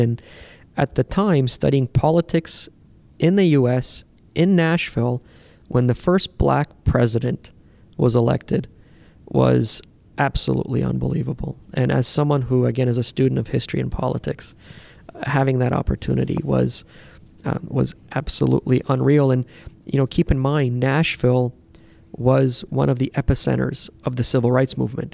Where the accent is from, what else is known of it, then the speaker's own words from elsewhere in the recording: Canada; when they found out that I was from Canada